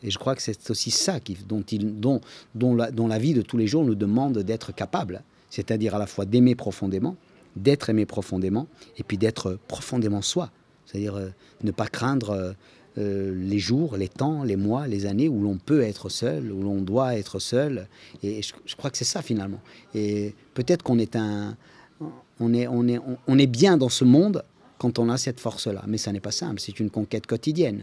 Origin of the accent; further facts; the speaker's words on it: Corsica, France; Je viens de Corse